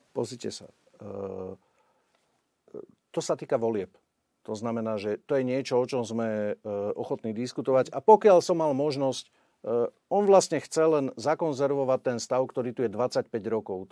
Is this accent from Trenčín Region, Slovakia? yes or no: yes; Upper Nitra, Trenčín Region, Slovakia; ja som z Hornej Nitry. E, u nás je okolo, cez 100 tisíc ľudí v okrese